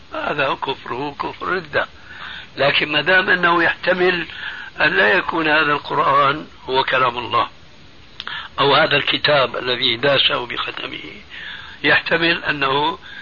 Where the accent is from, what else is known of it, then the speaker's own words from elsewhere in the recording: Syria; عندنا في سوريا